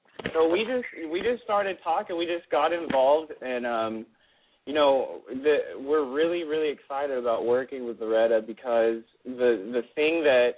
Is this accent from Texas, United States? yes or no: yes; Dallas, Texas, United States; moved away as an adult; now in Los Angeles, United States; I'm from Dallas, Texas. I started as a musician when I was about 15 years old down there.